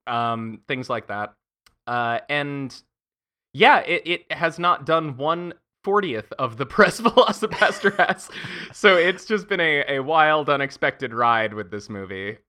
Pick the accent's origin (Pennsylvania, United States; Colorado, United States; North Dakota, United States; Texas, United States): Pennsylvania, United States; also born or lived in Montana / New York / Paris / Berlin; now in Los Angeles, United States; I'm originally from Montana. Uh, I did a lot of my growing up in Pennsylvania